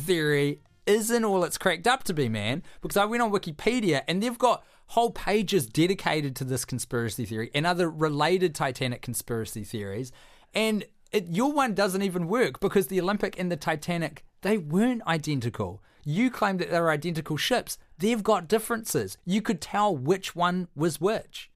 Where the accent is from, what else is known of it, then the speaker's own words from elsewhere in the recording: Christchurch, Canterbury, New Zealand; my childhood as a young pyro growing up in Christchurch